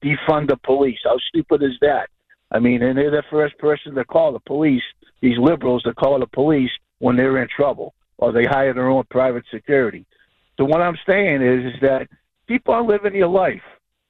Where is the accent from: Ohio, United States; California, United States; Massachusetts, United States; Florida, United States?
Massachusetts, United States; Somerville; now in Hampton Roads, United States; I grew up in Somerville, Mass., and I'm glad to be out of there, but I served 30 years in the Marine Corps, and I live down here in Hampton Roads, Virginia, and which is southeast of Arlington